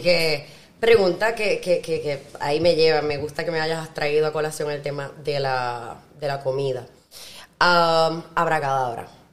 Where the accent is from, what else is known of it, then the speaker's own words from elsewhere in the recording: Puerto Rico; moved away as an adult; also born or lived in France; yo me siento bien orgullosa de ser puertorriqueña